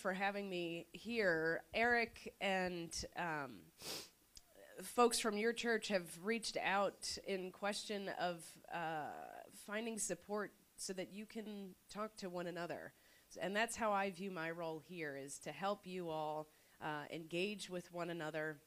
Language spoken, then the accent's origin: English; North Carolina, United States; I'm from North Carolina